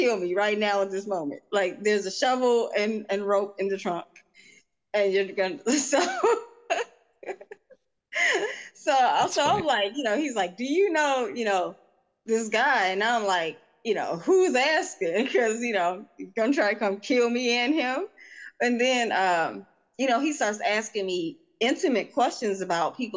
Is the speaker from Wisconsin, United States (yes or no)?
no; St. Anne, Illinois, United States; also born or lived in Oregon; my hometown, which is St. Anne, Stone River Terrace, Illinois.